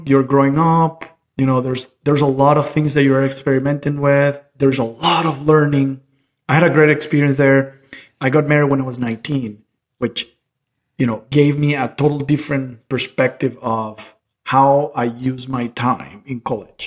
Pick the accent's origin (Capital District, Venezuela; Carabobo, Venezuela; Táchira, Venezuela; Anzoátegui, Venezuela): Carabobo, Venezuela; Valencia; moved away as an adult; also born or lived in Caracas, Venezuela; I was born in Caracas, but moved when I was a year old, actually, to Valencia. So I grew up in Valencia